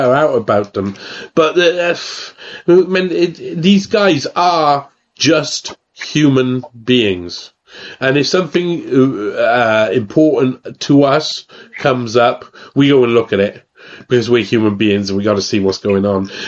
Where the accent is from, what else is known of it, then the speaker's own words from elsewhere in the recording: Wales, United Kingdom; I'm Welsh